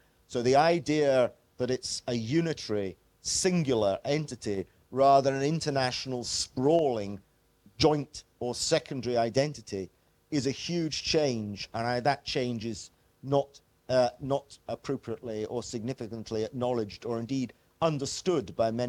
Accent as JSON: {"language": "English", "region": "Scotland", "country": "United Kingdom", "tie": "born or raised there"}